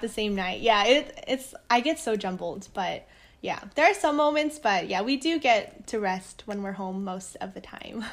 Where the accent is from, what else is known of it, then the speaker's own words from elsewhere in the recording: United States; I'm Korean, but I'm Korean American